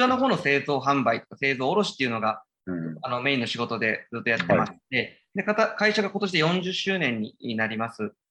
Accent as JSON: {"language": "Japanese", "region": "Fukuoka", "country": "Japan", "tie": "born or raised there", "also_born_or_lived": "Kyoto", "moved": "as an adult", "lives_now": "Amami Oshima, Japan", "said": "私、福岡の方に育ってるので、まあ、福岡で大学の方まで出ましてですね"}